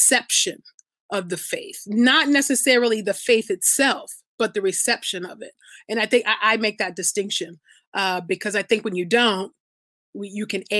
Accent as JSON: {"language": "English", "country": "United States", "tie": "born or raised there", "also_born_or_lived": "Nigeria (ancestry, Ibibio)", "said": "I'm from the Abibio tribe in Nigeria. I was born here in America, but that's where my parents are from"}